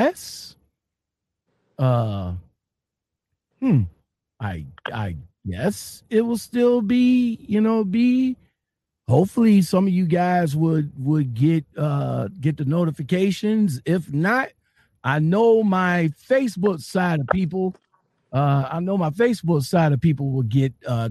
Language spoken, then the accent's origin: English; Cleveland, Ohio, United States; I'm from Cleveland